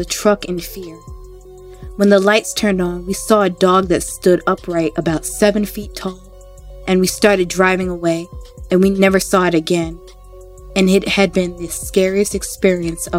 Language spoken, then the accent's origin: English; New York, United States; I am from New York